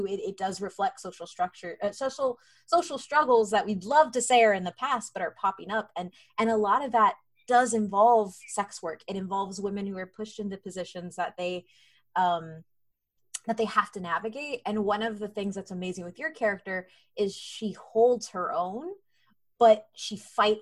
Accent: United States; I'm Mexican American

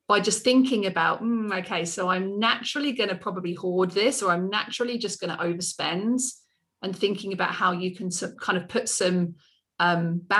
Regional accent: England, United Kingdom; I'm so English, um, aren't I?

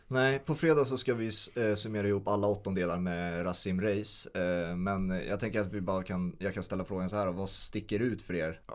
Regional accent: Sweden; som svensk

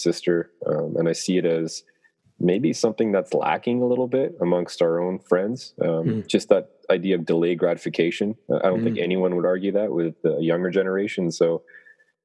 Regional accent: Canada; born or raised there

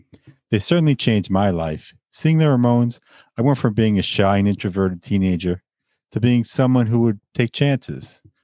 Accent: Long Island, New York, United States; moved away as an adult; also born or lived in Bay Ridge, Brooklyn; now in Brooklyn, United States; I am not Asian. Born and raised in Long Island, New York, a place I always wanted to leave.

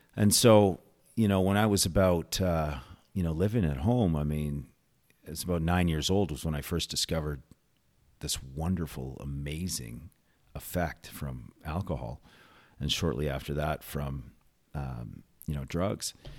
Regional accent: Calgary, Alberta, Canada; grew up in Calgary, born in Calgary, went to school in Calgary

